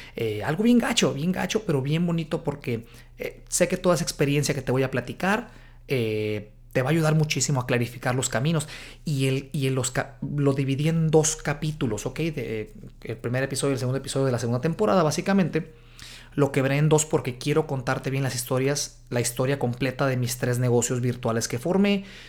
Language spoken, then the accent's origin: Spanish; Guadalajara, Jalisco, Mexico; moved away as an adult; now in United States; Guadalajara, Jalisco, México, de donde soy yo.